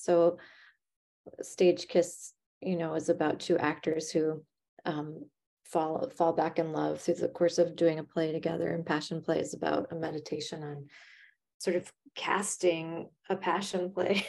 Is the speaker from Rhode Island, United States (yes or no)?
no; Chicago, Illinois, United States; now in New York, United States; I'm from Chicago, which is much more of a theater company kind of town.